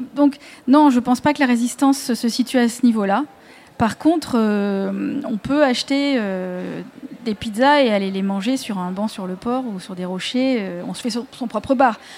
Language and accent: French; Marseille, Provence-Alpes-Côte d'Azur, France; en tant que Marseillais, on connaît surtout ces quartiers. Et souvent, on reste cantonné à certains quartiers. Euh, dans lesquels on a grandi